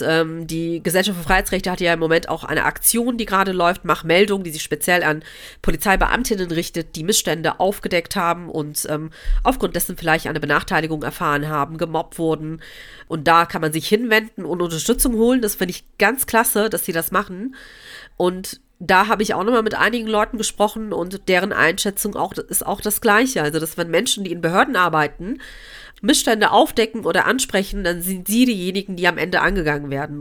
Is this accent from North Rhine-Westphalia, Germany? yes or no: yes; Cologne, North Rhine-Westphalia, Germany; also born or lived in Gelsenkirchen; Köln meine Heimatstadt ist